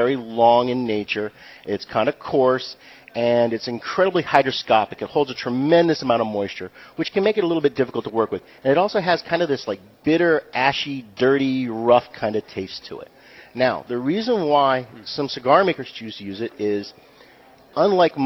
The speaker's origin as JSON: {"language": "English", "region": "New Hampshire", "country": "United States", "said": "ultimately, I'm from New Hampshire. New Hampshire's home."}